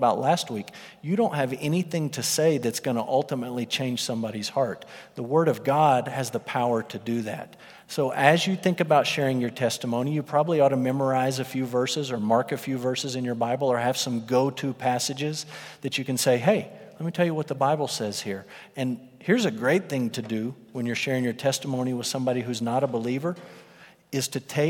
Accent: Russia; born there; The first thing that would come out of my mouth is, I was born in Russia.

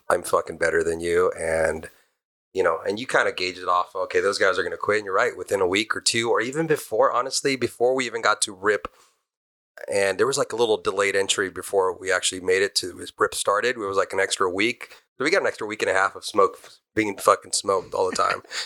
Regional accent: Almani, California, United States; also born or lived in Arcadia, California; I was born in Arcadia, down on the west side of the fifty-seven, and I grew up in Almani.

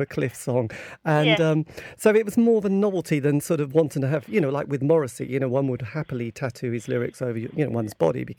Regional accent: the East, East of England, United Kingdom

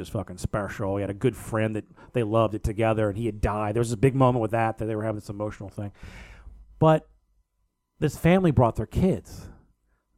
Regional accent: East Coast, United States; I'm from the East Coast.

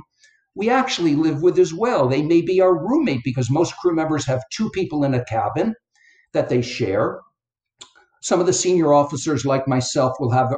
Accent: Connecticut, United States; now in Florida, United States; I live in Florida now, but I grew up in Connecticut, which is in between New York and Boston

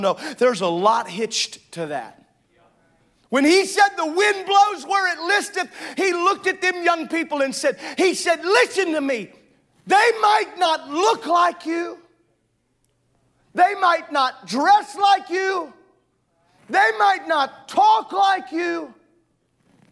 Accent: the South, Southern United States, United States; I grew up in Southern

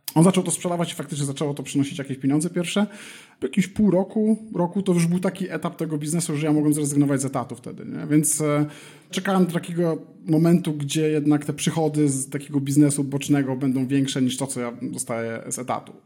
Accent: Elbląg, Warmian-Masurian Voivodeship, Poland; moved away as an adult; also born or lived in Warsaw, Poland / Kraków, Poland / Berlin, Germany / Gran Canaria, Spain; now in Madrid, Spain; Pochodzę z Elbląga, tam kończyłem liceum, Później przeniosłem się do Warszawy

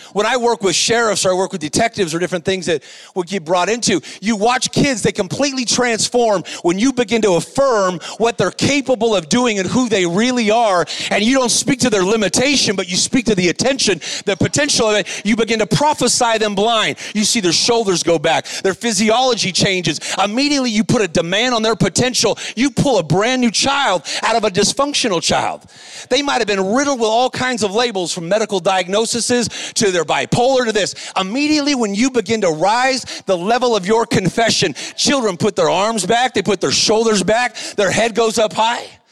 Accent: Whittier, California, United States; I'm a guy from Whittier, California. I was raised in a lower income

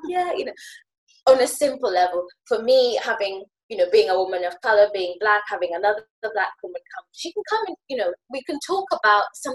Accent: Kenya; now in United Kingdom; I'm from Kenya, well, now British, but lived in Kenya, grew up in Kenya

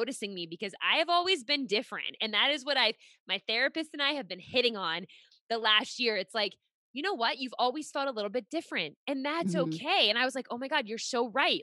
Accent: Pittsburgh, Pennsylvania, United States; moved away as an adult; now in Rhode Island, United States; I'm actually originally from Pittsburgh. We live in Rhode Island now, but I was, lived in Pittsburgh for 26 years

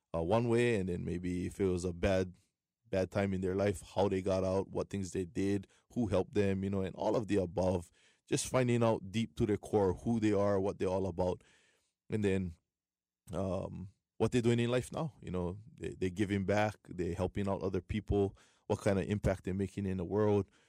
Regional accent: Waianae, Hawaii, United States; born and raised Waianae, uh, proud of it. Proud to be from my hometown

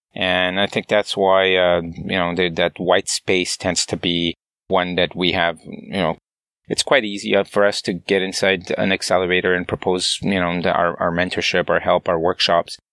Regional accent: Montreal, Quebec, Canada; moved away as an adult; also born or lived in San Francisco, United States; As a Canadian living in the valley

